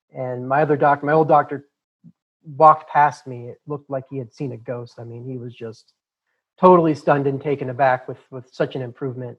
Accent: Boulder, Colorado, United States; The part of the country I'm I'm from, born and raised in Boulder, Colorado, is very liberal

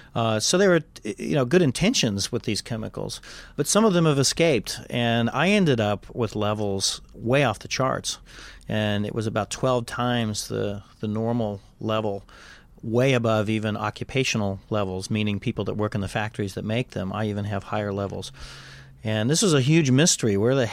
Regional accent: Kansas, United States; But when I was growing up in Kansas, they were still spraying this stuff.

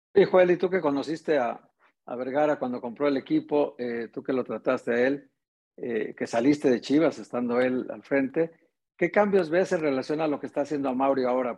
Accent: Guadalajara, Jalisco, Mexico; tú y yo que somos de aquí de Guadalajara

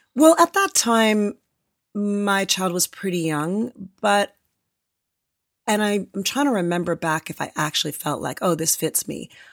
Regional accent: a suburb of Toronto, Ontario, Canada; moved away as an adult; also born or lived in Los Angeles, United States; now in San Francisco Bay Area, United States; I grew up in a suburb of Toronto

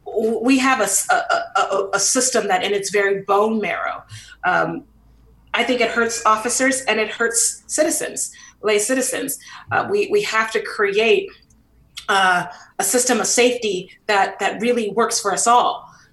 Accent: San Francisco, California, United States; I grew up in the Western Addition, you know, right by the Panhandle, and a beautiful Victorian. I remember Black folks used to actually live in those Victorians. I lived on Fulton between Baker and Lyon.

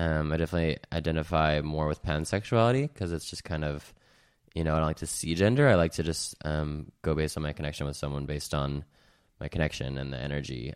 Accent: Salt Lake City, Utah, United States; moved away as an adult; now in California, United States; I'm from Salt Lake City, Utah. I moved to California about two years ago

